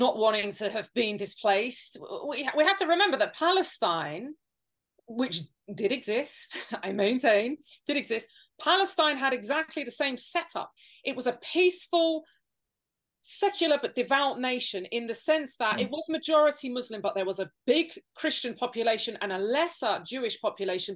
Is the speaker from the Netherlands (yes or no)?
no; United Kingdom; our country